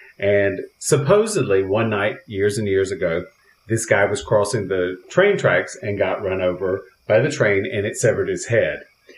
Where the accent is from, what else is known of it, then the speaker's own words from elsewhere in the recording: Cove City, North Carolina, United States; now in Los Angeles, United States; you can go to my hometown.